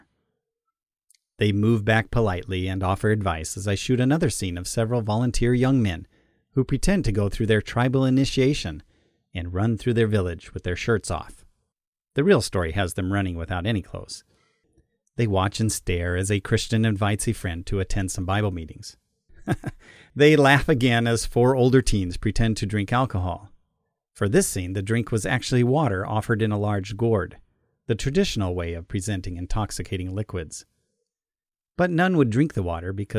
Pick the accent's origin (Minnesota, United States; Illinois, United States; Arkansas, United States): Arkansas, United States; I'm from Arkansas